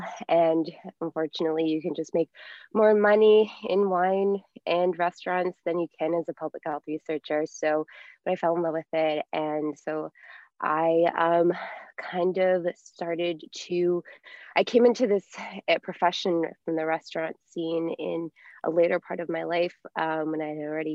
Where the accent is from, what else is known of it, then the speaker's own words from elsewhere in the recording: New York, United States; I'm from New York.